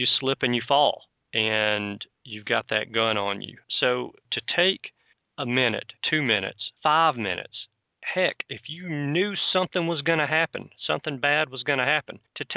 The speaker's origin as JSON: {"language": "English", "region": "Alabama", "country": "United States", "said": "I'm from Alabama"}